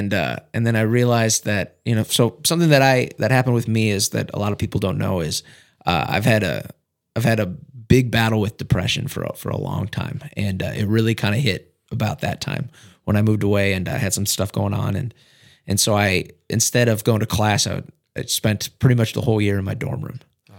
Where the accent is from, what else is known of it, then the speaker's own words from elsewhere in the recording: Wendell, North Carolina, United States; also born or lived in Fargo / Sioux Falls; Yeah, so I grew up in Wendell. I moved to Wendell in, sixth grade. So it'd been 2005, 2006.